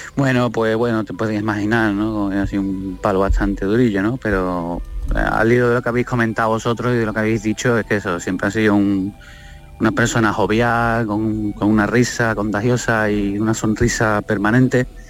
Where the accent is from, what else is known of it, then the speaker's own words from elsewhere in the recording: Almería, Andalusia, Spain; nosotros, los hijos, nacimos aquí en Almería